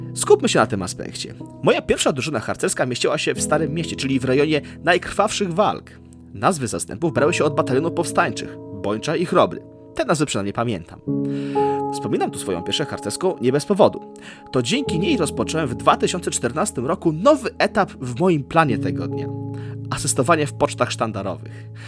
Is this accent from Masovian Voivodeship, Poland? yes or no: yes; Warsaw, Masovian Voivodeship, Poland; urodziłem się i mieszkam w Warszawie